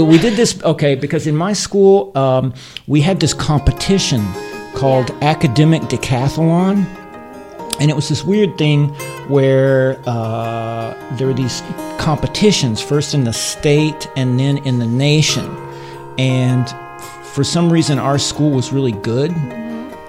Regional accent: Johnson City, Tennessee, United States; moved away as an adult; now in Tainan, Taiwan; I grew up in Tennessee, uh, East Tennessee

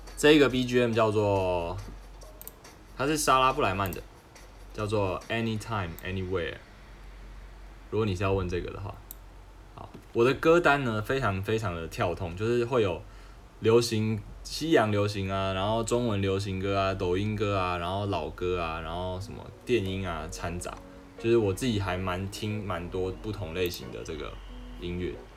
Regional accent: Taiwan; 我是台湾人

